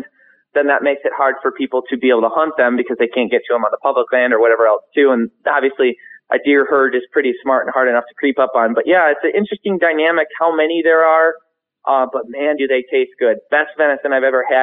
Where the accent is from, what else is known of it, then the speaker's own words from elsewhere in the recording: Michigan, United States; we're from Michigan